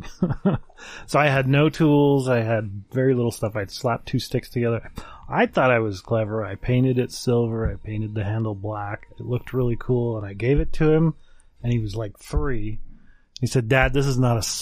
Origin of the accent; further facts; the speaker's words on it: Ogden, Utah, United States; moved away as an adult; also born or lived in Twin Falls, Idaho / Texas; I grew up in Ogden